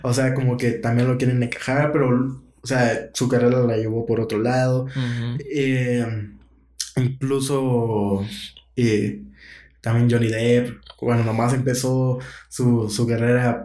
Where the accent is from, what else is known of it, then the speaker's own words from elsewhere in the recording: Guatemala; como guatemaltecos